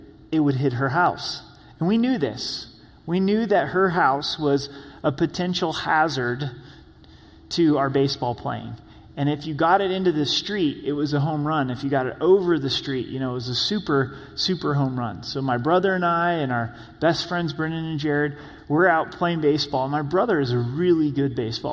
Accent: Grants Pass, Oregon, United States; I grew up on Meyer Drive in Grants Pass, Oregon.

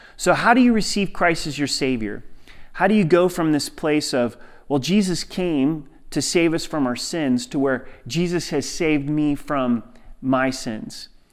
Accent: Southern Oregon, United States; growing up in Southern Oregon, hunting was a part of the culture

